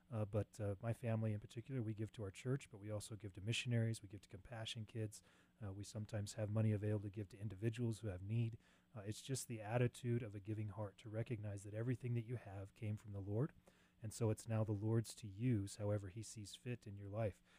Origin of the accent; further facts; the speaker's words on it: Cheyenne, Wyoming, United States; Grew up in Cheyenne, went away to mm. college, came back.